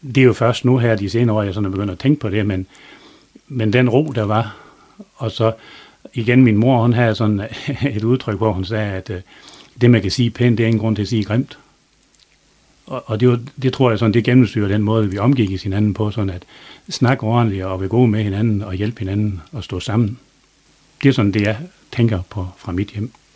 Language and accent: Danish; Try, south of Dronninglund, North Denmark Region, Denmark; also born or lived in Østervrå; Jeg er blevet født i Try, lige syd for Thorsøy